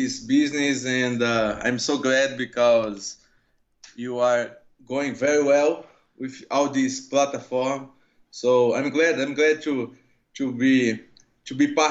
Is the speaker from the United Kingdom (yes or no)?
no; Brazil; English is a second language; moved away as an adult; now in United States; I'm Brazilian, I'm not American